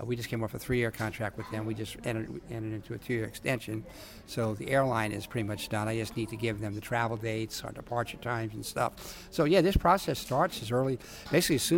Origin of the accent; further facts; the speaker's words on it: New York, United States; I grew up in New York